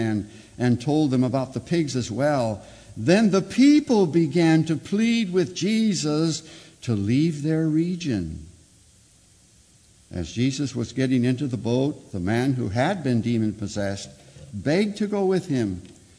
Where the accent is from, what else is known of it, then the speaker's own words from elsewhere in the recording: Chicago, Illinois, United States; I'm a Chicagoan from way back